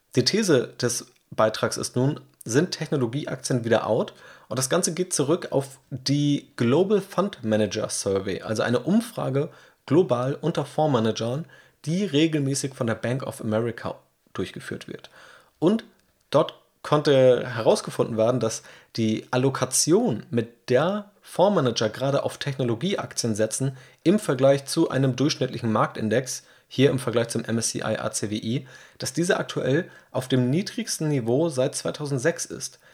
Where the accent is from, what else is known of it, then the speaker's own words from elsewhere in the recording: Hamburg, Germany; ich als Hamburger